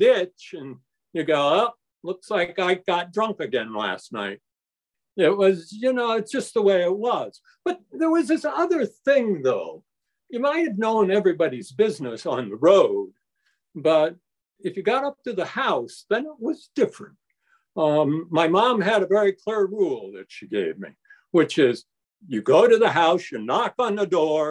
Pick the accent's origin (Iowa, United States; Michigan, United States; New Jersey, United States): Iowa, United States; Davenport; moved away; I grew up in Iowa.